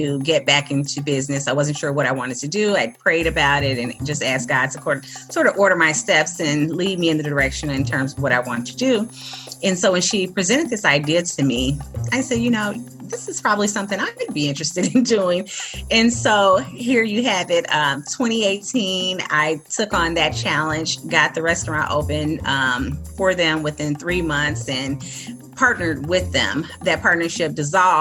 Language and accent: English; Chicago, Illinois, United States; I was born and raised in the Brownsville community.